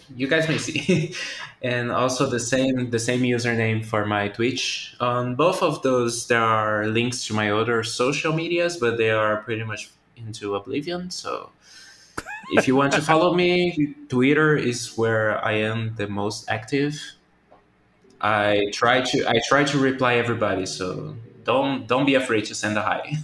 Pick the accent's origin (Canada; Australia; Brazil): Brazil; English is a second language; I'm from Brazil. English is not my first language